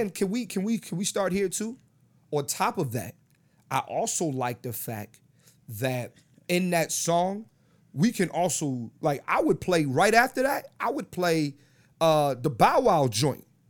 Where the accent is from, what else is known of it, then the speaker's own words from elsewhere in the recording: Philadelphia, Pennsylvania, United States; growing up in Philly